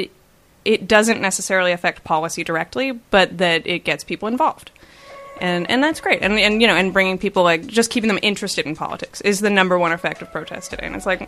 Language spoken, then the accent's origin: English; Canada; That's my, like, number one concern, because I'm Canadian. And I'm Canadian.